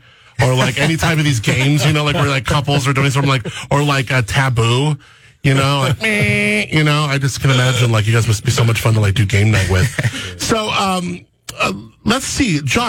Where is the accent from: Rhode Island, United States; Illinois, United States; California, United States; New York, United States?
California, United States; Southern; I remember growing up in Southern California, and we had the Moore Park Melodrama